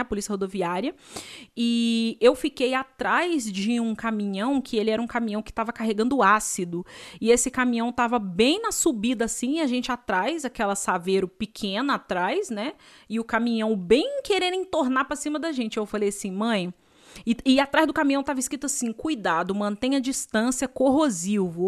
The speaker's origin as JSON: {"language": "Portuguese", "country": "Brazil", "said": "eu sou brasileira"}